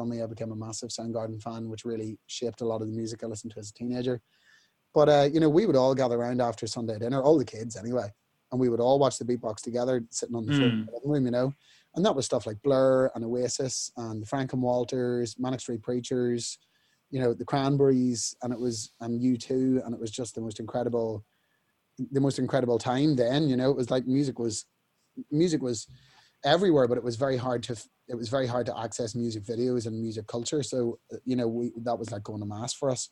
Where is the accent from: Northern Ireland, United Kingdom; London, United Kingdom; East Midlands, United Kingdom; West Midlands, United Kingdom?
Northern Ireland, United Kingdom; Newry; We were in Woolworths in Newry, in my hometown